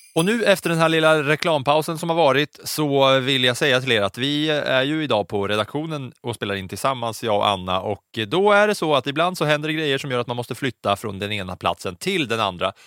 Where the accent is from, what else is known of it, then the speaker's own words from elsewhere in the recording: Katrineholm, Södermanland, Sweden; moved away; jag bodde hemma hos mina föräldrar i Katrineholm